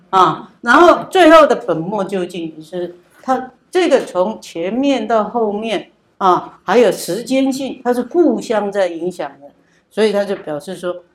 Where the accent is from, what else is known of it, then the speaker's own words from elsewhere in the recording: Taiwan; 从小我们在台湾长大